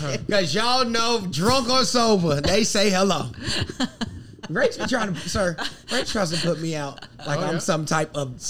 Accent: South Carolina, United States; I'm from the South. I'm from South Carolina.

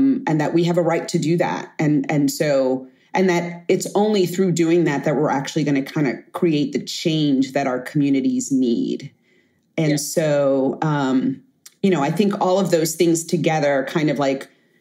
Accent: New York City, New York, United States; I grew up in Bed-Stuy, or Bedford-Stuyvesant, Brooklyn, famously infamous

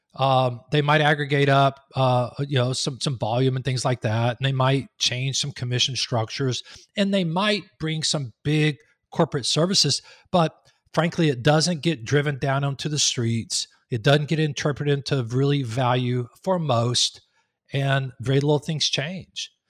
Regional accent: Texas, United States; moved away as an adult; also born or lived in Raleigh-Durham, North Carolina; now in Raleigh, United States; I'm from Texas, but we moved up here three and a half years ago

